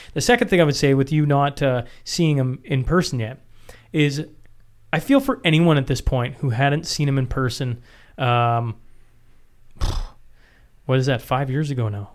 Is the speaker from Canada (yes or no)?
yes; Canada; as a Canadian citizen